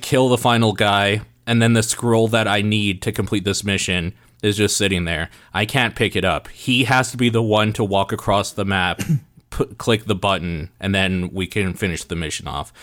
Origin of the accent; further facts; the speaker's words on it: Canada; we grew up in Canada